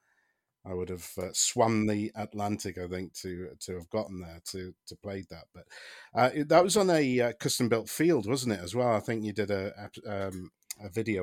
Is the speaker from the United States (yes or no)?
no; United Kingdom; I mean, I'm a British person, but some of those southern accents seemed a bit dodgy to me.